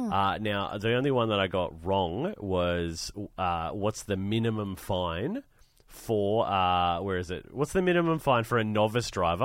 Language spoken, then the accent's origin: English; Sydney, New South Wales, Australia; I grew up in Sydney.